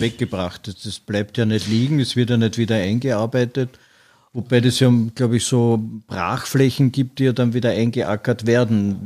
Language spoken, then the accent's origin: German; Vienna, Austria; ich bin in Wien aufgewachsen